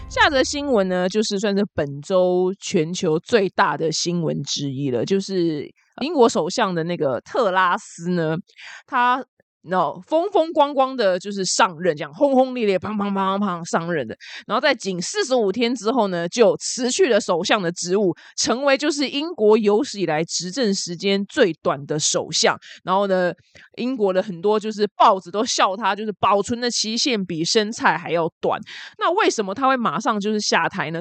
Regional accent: Taiwan; 我们台湾人

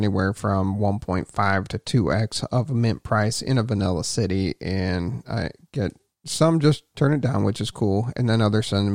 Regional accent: Cleveland, Ohio, United States; I was from the Cleveland area

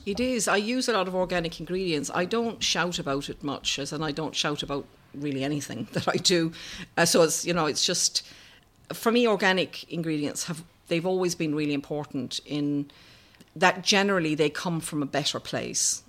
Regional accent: Ireland; I was brought up in Ireland in the seventies

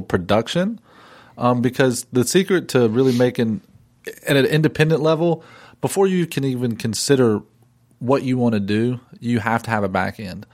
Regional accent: Drexel, North Carolina, United States; I grew up in Drexel, North Carolina, and, which is, it literally is a town with one stoplight

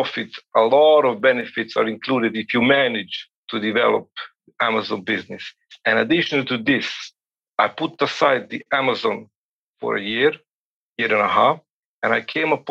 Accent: Serbia; I'm calling at this very moment, it's almost midnight in my place, and I'm from Serbia

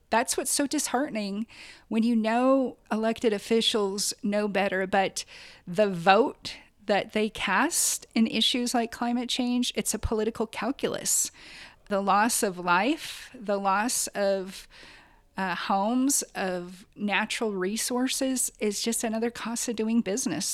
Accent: Quinault River, Washington, United States; I grew up on the Quinault River fishing with my grandparents

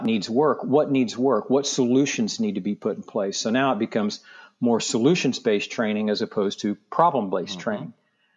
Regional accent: just north of Tulsa, Oklahoma, United States; now in Palm Beach, United States; I grew up in Oklahoma, just north of Tulsa, in a small town of about 2,500 people

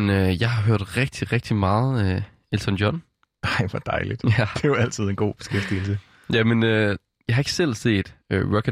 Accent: Jutland, Denmark; jeg er jo fra Jylland.

